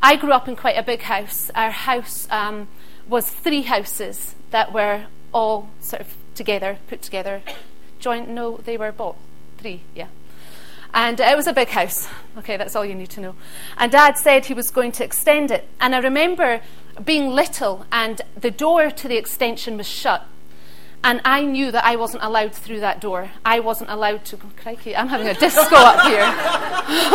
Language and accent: English; Isle of Skye, Scotland, United Kingdom; I grew up on the Isle of Skye, and my dad was a joiner